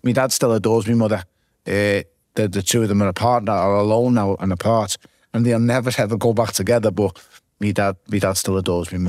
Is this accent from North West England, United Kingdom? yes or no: yes; Liverpool, North West England, United Kingdom; growing up in the south end